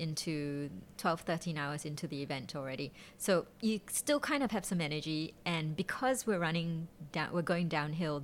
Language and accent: English; Singapore; being Singaporean